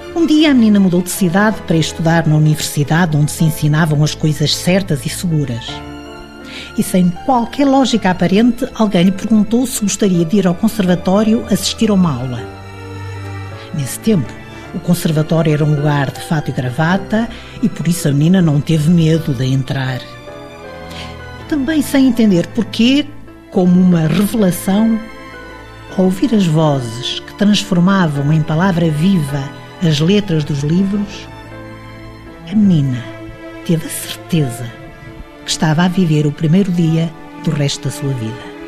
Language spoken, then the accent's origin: Portuguese; Porto, Norte, Portugal; moved away as an adult; now in Lisbon, Portugal; eu sou do Porto